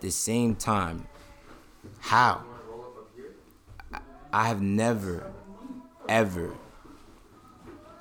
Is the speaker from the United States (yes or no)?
yes; New York City, New York, United States; I'm from Brooklyn